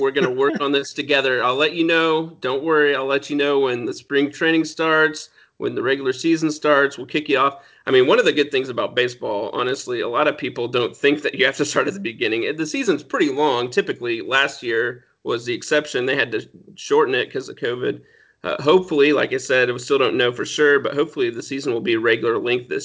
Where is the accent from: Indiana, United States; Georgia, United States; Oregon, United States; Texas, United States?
Indiana, United States; Anderson; Anderson, Indiana